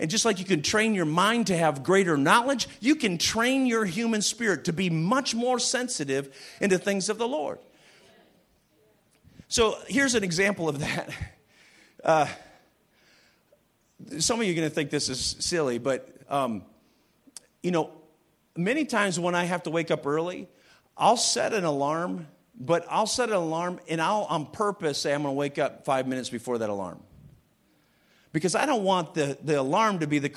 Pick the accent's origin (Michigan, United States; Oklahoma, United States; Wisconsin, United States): Michigan, United States; Western; moved away; also born or lived in England; I'm from Michigan, Western Michigan